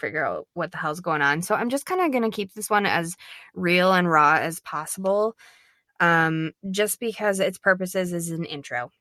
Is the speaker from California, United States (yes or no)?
no; Minnesota, United States; I'm from Minnesota, I'm not from Saint Paul